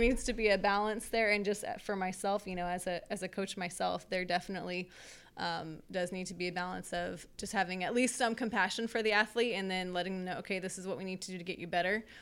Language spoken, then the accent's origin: English; Merced, California, United States; now in Sacramento, United States; I'm from Merced, California